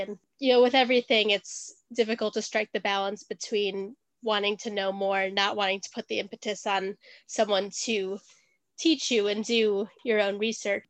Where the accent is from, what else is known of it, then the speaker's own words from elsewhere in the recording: Wisconsin, United States; now in London, United Kingdom; I was born in Wisconsin, and now I live in London.